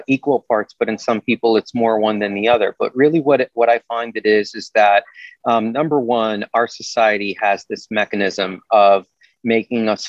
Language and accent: English; New York, United States; When I was growing up in New York in the 90s, I was in a band